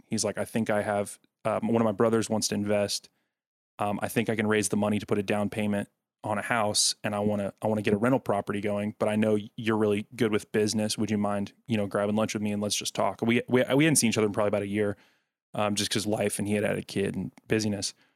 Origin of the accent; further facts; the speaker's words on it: Smyrna, Tennessee, United States; now in Nashville, United States; the Smyrna Laverne area in Rutherford County in Tennessee, that's where I grew up